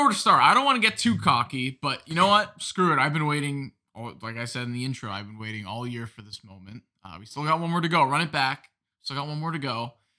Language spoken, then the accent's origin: English; New Jersey, United States; also born or lived in Las Vegas, Nevada; I'm here from New Jersey